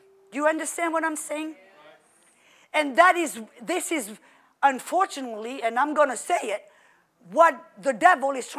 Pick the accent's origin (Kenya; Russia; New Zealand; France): France; French Riviera, Provence-Alpes-Côte d'Azur; moved away as an adult; also born or lived in Oklahoma; now in United States; I come from the French Riviera, like Florida, where it's warm